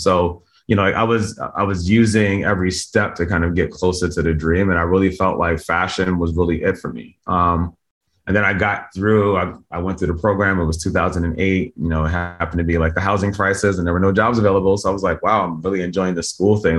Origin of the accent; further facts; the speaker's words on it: Camden, New Jersey, United States; moved away; I was born in Camden, New Jersey. It's like a pretty poor place